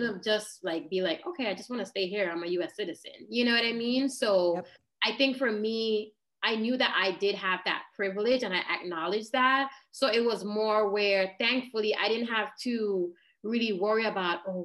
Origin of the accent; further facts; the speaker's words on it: British Virgin Islands; moved away as an adult; also born or lived in United States / Florida; I was born in the US and then, but I grew up in the Virgin Islands.